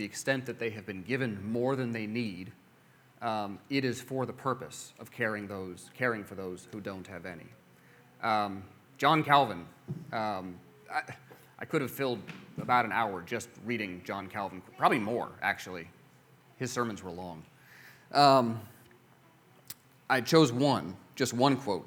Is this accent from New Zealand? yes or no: no; United States; as an American Christian